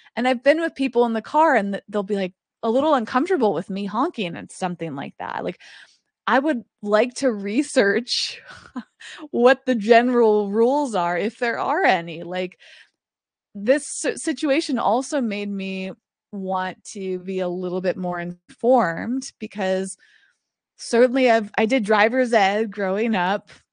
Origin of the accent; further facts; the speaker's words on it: East Coast, United States; now in Los Angeles, United States; I grew up on the East Coast